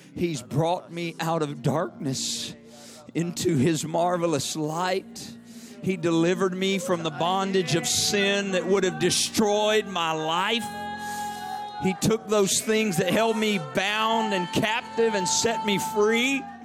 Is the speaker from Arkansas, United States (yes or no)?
yes; Arkansas, United States; I'm from Arkansas